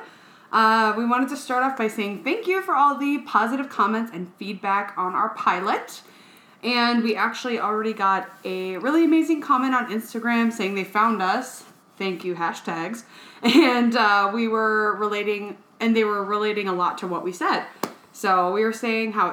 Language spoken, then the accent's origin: English; Northfield, United States; also born or lived in Bogota, Colombia; sitting at church in my hometown in Northfield